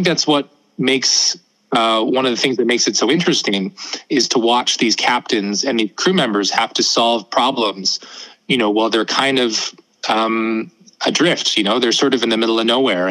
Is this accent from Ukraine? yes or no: no; Northwest Territories, Canada; I was born and raised in the Northwest Territories